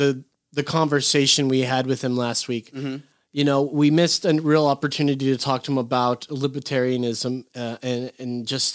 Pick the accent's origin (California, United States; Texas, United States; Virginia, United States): California, United States; Orange County; moved away; I grew up in Orange County, California